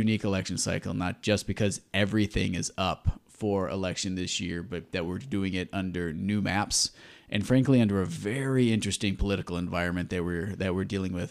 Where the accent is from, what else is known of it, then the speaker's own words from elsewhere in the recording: Southeast Michigan, United States; I grew up in Southeast Michigan.